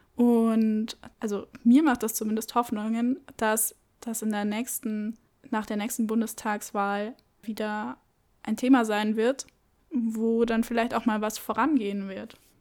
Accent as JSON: {"language": "German", "town": "Munich", "region": "Bavaria", "country": "Germany", "said": "Ich komme aus München."}